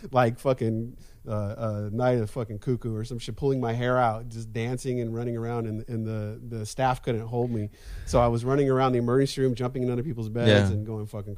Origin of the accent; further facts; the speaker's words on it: Glendale, California, United States; I grew up in Glendale.